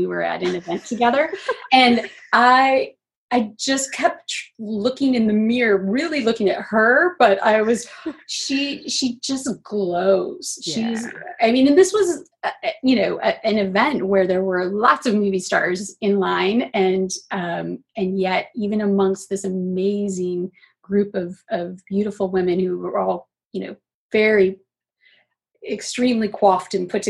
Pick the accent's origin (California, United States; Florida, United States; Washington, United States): Washington, United States; Seattle; born or raised there; also born or lived in Augusta, Georgia